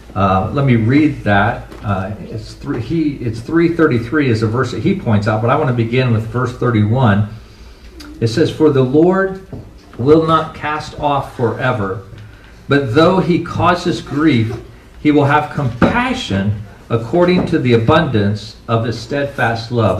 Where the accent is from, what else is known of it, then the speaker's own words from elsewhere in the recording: United States; as American Christians